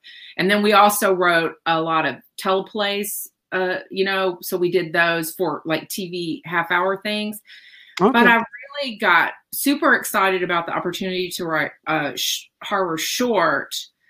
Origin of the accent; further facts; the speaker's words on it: Tennessee, United States; And so I grew up in that kind of, I'm from Tennessee. You can probably tell by listening to me, and all my family's from Mississippi